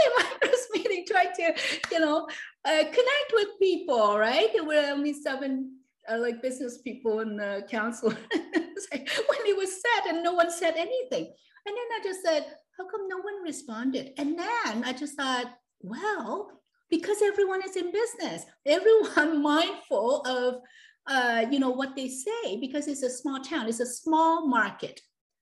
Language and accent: English; Hong Kong; born or raised there